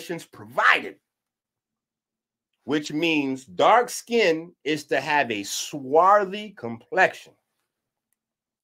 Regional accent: New York, United States; born or raised there; moved away

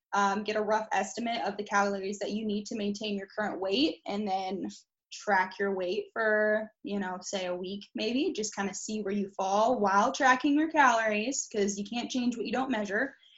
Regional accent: Indianapolis, Indiana, United States; I was born on the east side of Indy

